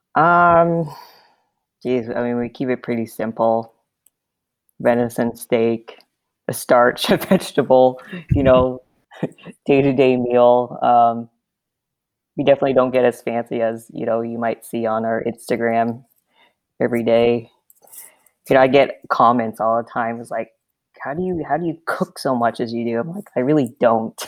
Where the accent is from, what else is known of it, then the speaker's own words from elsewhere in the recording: Southern California, United States; moved away as an adult; now in Nebraska, United States; I'm also from Southern California. Uh, grew up pretty close to where Rick was